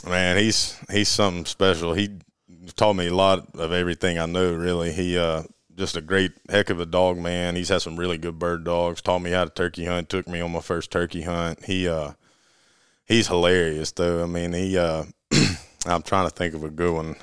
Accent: Auburn, Alabama, United States; Born and raised in Auburn, Alabama, and went to college in Auburn.

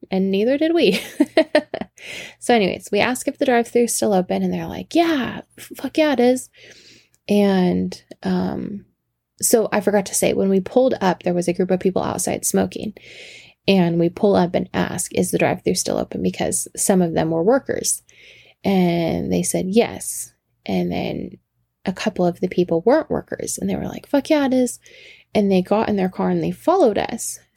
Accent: the South, United States; accent: Southern; every time I talk to him, my southern accent comes out.

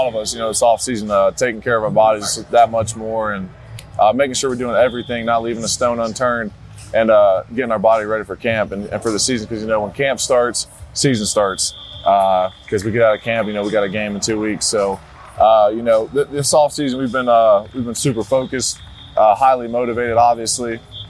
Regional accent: Columbus, Ohio, United States; And I'm from Columbus as a kid growing up, being a huge, you know, sports fan, Ohio State fan.

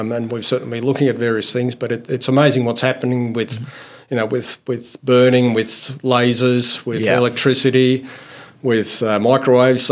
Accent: Goulburn, New South Wales, Australia; also born or lived in Finland / Armidale, New South Wales; When we moved to Australia, arrived in Sydney and grew up in the country, in New South Wales

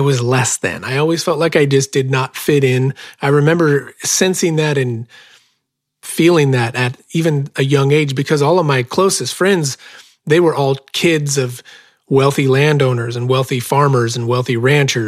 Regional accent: Bonanza, Oregon, United States; I was born and raised in South Central Oregon, about 10 miles from the California border, in a little farming community called Bonanza, Oregon.

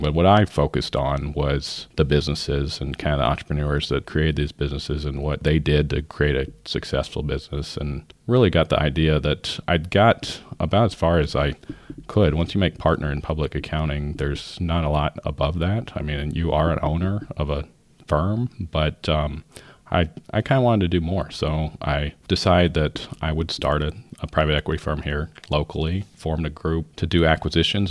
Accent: Northern California, United States; I was born in Northern California in the seventies

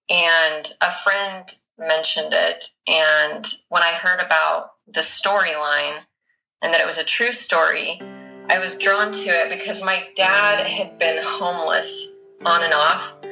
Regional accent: Bountiful, Utah, United States; also born or lived in Chile / Salt Lake City, Utah / Northern Virginia; I grew up in Bountiful, Utah.

